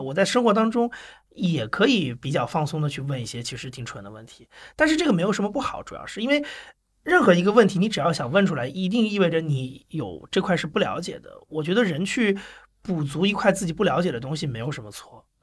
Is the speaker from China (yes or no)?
yes; Anhui, China; also born or lived in Shanghai; 因为我其实大部分时间是待在安徽的